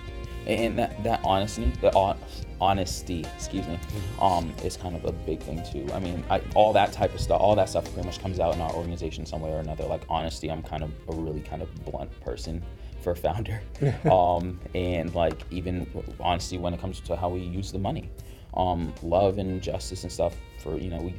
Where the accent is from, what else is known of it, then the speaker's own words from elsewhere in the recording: Boston, Massachusetts, United States; I grew up in Dorchester